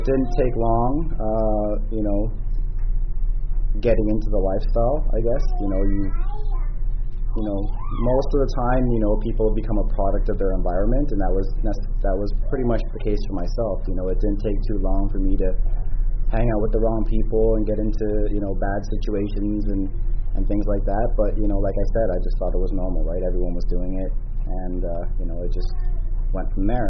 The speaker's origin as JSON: {"language": "English", "town": "Toronto", "region": "Ontario", "country": "Canada", "tie": "born or raised there", "said": "I was born and raised in Toronto"}